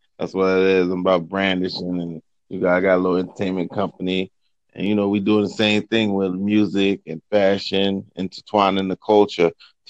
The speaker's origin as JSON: {"language": "English", "town": "New York City", "region": "New York", "country": "United States", "said": "we from Brooklyn."}